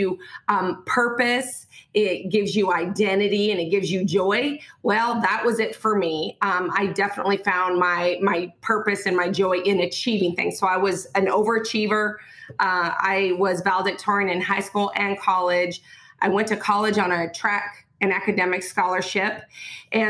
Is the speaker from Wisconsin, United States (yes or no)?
no; Montana, United States; moved away as an adult; also born or lived in Oregon / Indiana; I'm from Montana, born and raised.